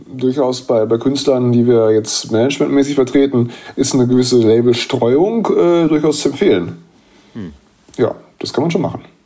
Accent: Bielefeld, North Rhine-Westphalia, Germany; moved away; in meiner Heimatstadt

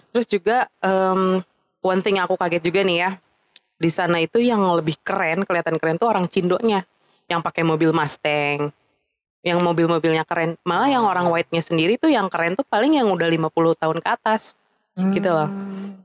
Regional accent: Indonesia; gue dari Indonesia juga

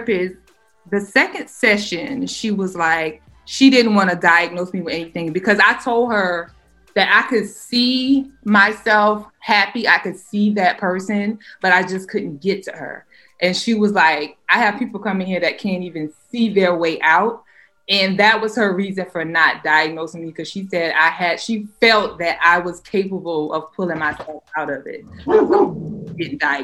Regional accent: the South, United States; I'm from the South

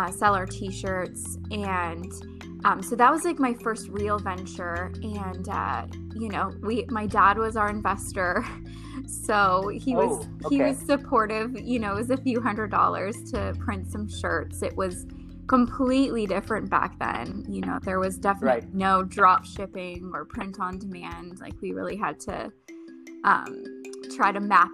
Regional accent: Ottawa, Ontario, Canada; now in Arizona, United States; I'm originally from Ottawa, Canada, which is the capital of Canada.

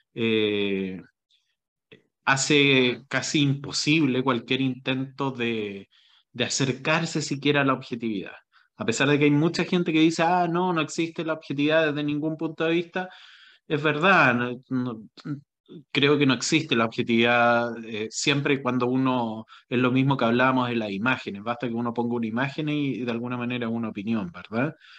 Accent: Chile; yo como chileno

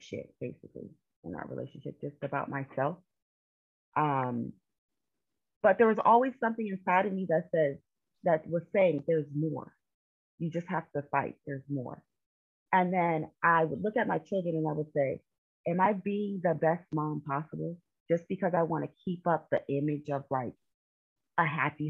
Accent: California, United States; moved away as an adult; now in Philadelphia, United States; I currently live in Pennsylvania. I am originally from California. So I like to say I'm a Cali girl seasoned with Philly

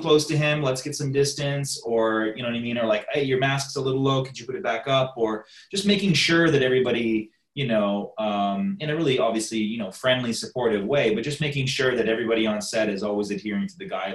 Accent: Toronto, Ontario, Canada; now in United States; I'm from Canada and Toronto

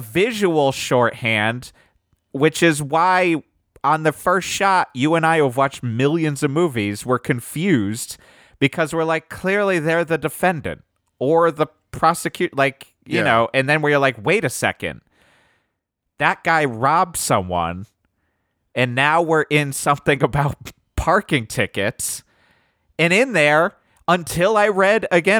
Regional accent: Germany; I grew up in Germany.

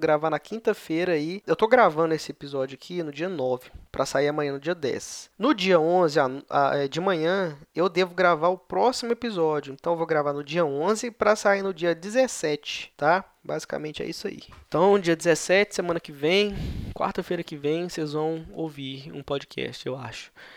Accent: Belo Horizonte, Minas Gerais, Brazil; A gente é de BH

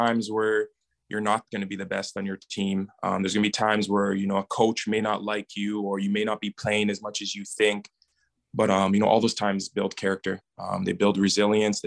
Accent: Edmonton, Alberta, Canada; my hometown is Edmonton

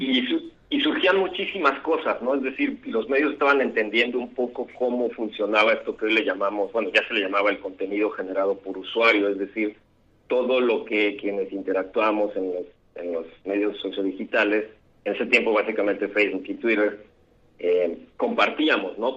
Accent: Tabasco, Mexico; moved away as an adult; also born or lived in Mexico City; now in Mérida, Mexico; Nací en la Ciudad de México, aunque nunca vivía allá, pero creo que he ido todos los años de mi vida. Eh, viví la mitad de mi vida en Tabasco y luego me autoexilié aquí a Yucatán, donde estudié

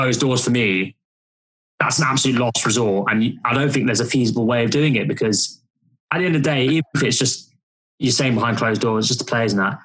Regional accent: London, United Kingdom; I used to get abused for being a United fan though, because I am from London

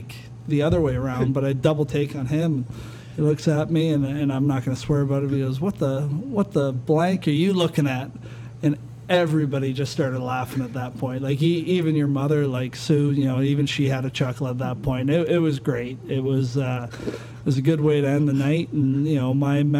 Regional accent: Hamilton, Ontario, Canada; we're in my hometown, the Hammer, and in Hamilton

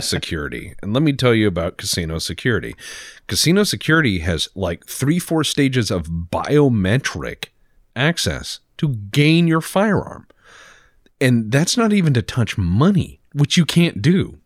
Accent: Texas, United States; I'm from Texas

